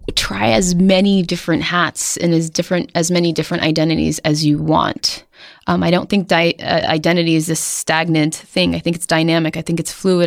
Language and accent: English; Somerville, Massachusetts, United States; I'm from Somerville, Massachusetts, um, which is now the coolest neighborhood in, um, Boston.